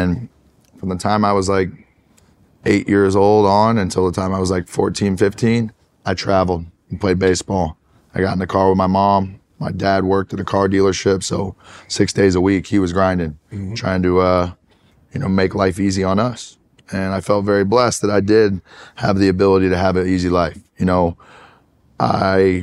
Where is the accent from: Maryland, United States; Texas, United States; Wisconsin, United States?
Texas, United States; Tyler; I grew up in Tyler, Texas, small East Texas town about an hour and a half outside of Dallas